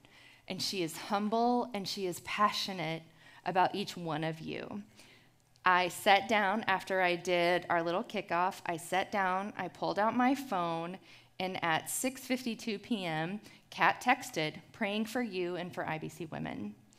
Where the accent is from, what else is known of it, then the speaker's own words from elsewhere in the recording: Houston, Texas, United States; I'm from Houston, Texas, where the humidity ruins my curls, my Mexi-German curls, actually. In Houston, I came to faith in Christ at the age of 16